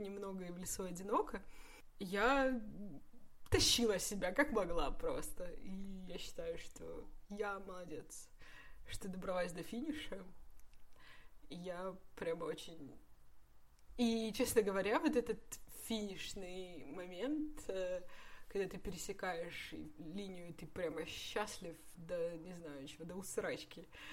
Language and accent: Russian; Russia; из России